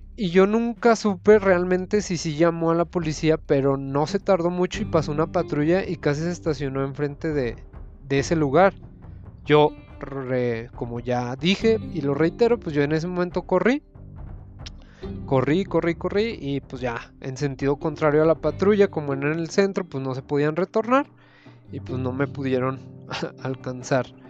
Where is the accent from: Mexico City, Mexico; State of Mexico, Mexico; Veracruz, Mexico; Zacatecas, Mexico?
Zacatecas, Mexico; Soy profesionista de Zacatecas